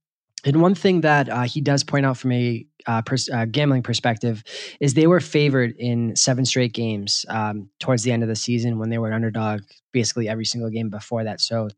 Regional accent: New England, United States; And to me, you know, growing up in New England, being a, you know, starting, I was a New England fan

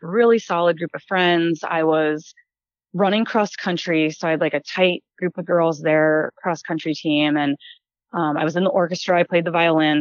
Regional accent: New Jersey, United States; moved away as an adult; also born or lived in Ohio / Columbus, Ohio / North Dakota; I was born and raised in New Jersey, lived in Columbus, Ohio

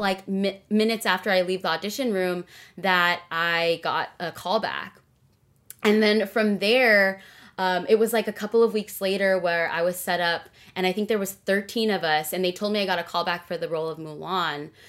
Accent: Rowland Heights, California, United States; also born or lived in Carson, California; I was born and raised in SoCal, Southern California. I've been here my whole life. I was actually born in Carson, California

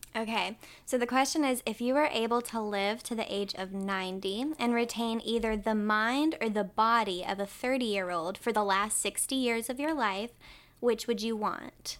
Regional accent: Winston-Salem, North Carolina, United States; I'm from Winston-Salem, North Carolina

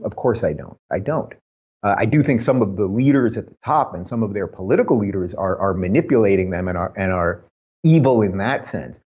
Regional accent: New York, United States; moved away as an adult; I come from New York. I was born in New York. I was a New Yorker most of my life

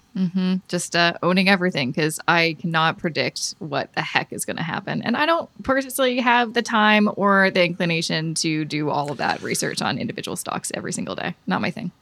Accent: Canada; As a Canadian

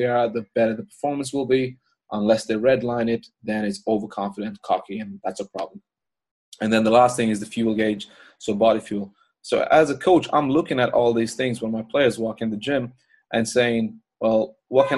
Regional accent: Ireland; moved away as an adult; me being Irish

